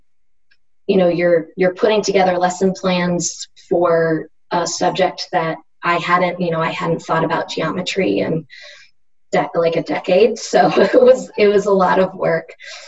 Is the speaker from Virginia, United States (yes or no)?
no; Pennsylvania, United States; moved away as an adult; also born or lived in Durham, North Carolina; now in North Carolina, United States; I grew up in Pennsylvania